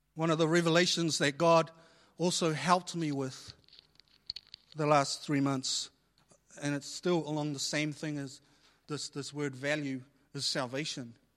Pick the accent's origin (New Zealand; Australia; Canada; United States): New Zealand; I was born here in New Zealand and a lot of my family, they were born overseas.